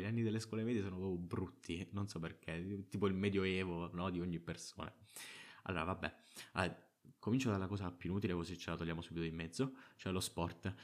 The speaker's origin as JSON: {"language": "Italian", "town": "Trapani", "region": "Sicily", "country": "Italy", "tie": "born or raised there", "said": "arrivata alle superiori, che almeno a Trapani sono una scuola che scegli tu"}